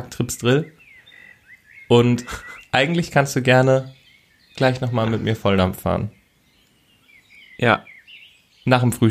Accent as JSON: {"language": "German", "region": "Baden-Württemberg", "country": "Germany", "tie": "born there", "said": "Ich bin gebürtiger Badener."}